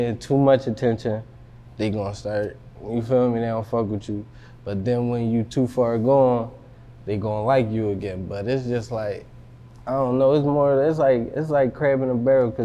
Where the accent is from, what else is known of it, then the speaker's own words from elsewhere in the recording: Philadelphia, Pennsylvania, United States; I'm from West Philly